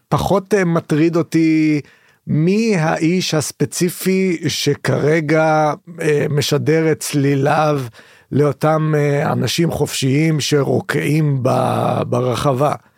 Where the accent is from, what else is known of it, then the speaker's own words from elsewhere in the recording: Haifa, Haifa District, Israel; אני גדלתי בחיפה